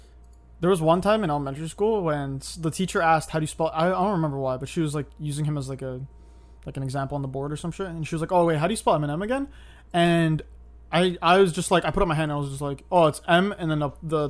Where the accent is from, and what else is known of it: Toronto, Ontario, Canada; born or raised there